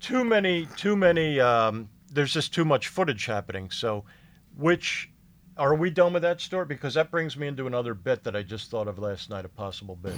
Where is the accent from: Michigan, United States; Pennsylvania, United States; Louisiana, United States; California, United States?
Pennsylvania, United States; Philadelphia; moved away as an adult; also born or lived in Florida / West Palm Beach / Fort Pierce; I grew up in Philadelphia area